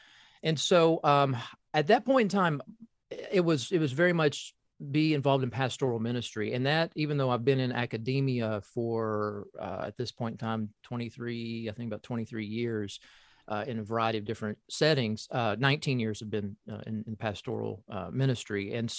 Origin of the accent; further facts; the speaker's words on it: Corbin, Kentucky, United States; I was raised in Appalachia, southeastern Kentucky, Corbin, Kentucky, to be exact, home of the first KFC. So that's my hometown.